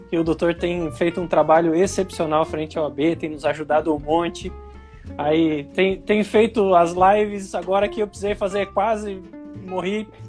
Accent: Manaus, Amazonas, Brazil; Sim, eu sou natural de Manaus, Amazonas, e porém o meu pai é catarinense, a minha mãe é paranaense.

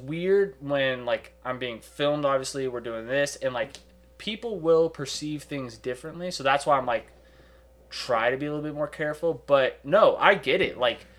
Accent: Bay Area, California, United States; growing up in the Bay Area and like having a, like so many cultures around us

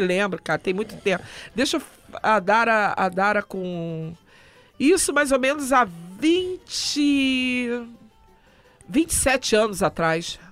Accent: Rio de Janeiro, Brazil; A minha família é de Minas, eu sou carioca, mas meus pais é, são de Minas

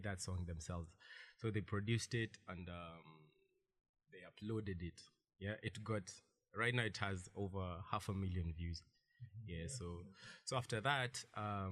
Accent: Nairobi, Kenya; I'm from Kangemi 2-3

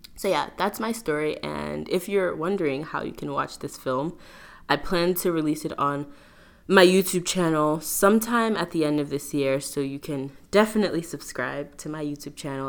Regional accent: New York, United States; I'm originally from New York

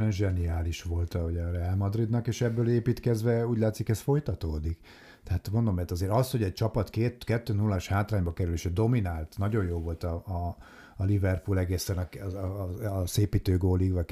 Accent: Hungary; így magyarként

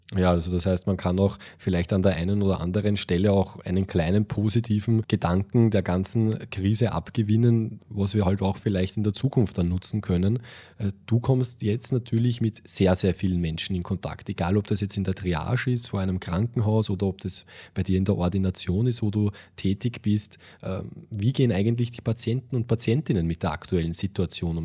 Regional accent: Austria; wir in Österreich

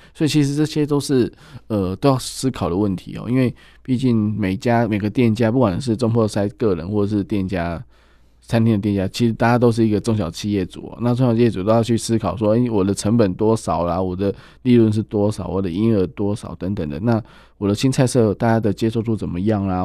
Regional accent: Taiwan; 我们台湾人真的现在是，诶，就是应该没有人会饿死那种感觉

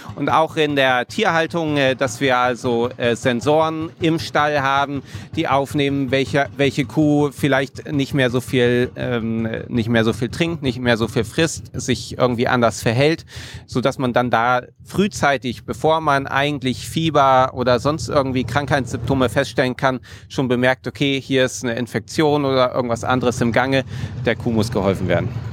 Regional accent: Magdeburg, Saxony-Anhalt, Germany; Ich bin in Magdeburg geboren

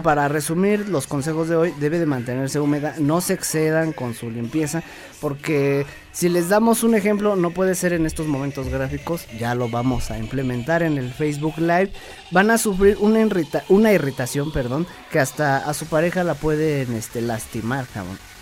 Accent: Mexico; estoy orgulloso de ser mexicano

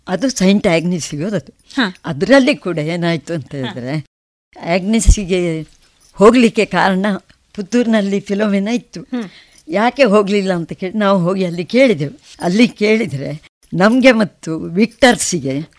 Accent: Urimajalu, Karnataka, India; ನಾನು ಉರಿಮಜಲು ಮನೆಯಲ್ಲಿ ಹುಟ್ಟಿದೆ

